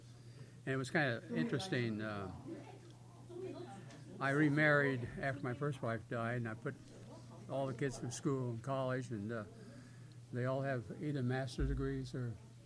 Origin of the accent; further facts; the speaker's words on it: Indiana, United States; moved away as an adult; now in Massachusetts, United States; growing up in Indiana was wonderful.